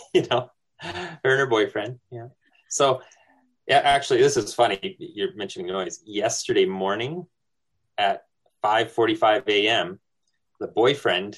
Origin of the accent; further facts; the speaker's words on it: New Brunswick, Canada; moved away; I'm Acadian. I'm from New Brunswick originally